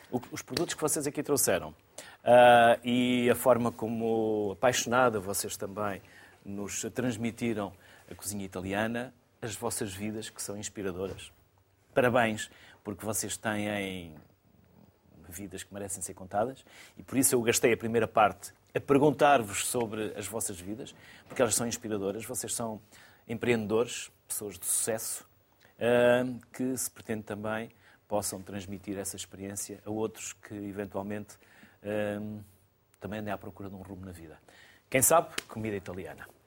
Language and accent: Portuguese; Porto, Norte, Portugal; also born or lived in Minho; eu sou do Porto.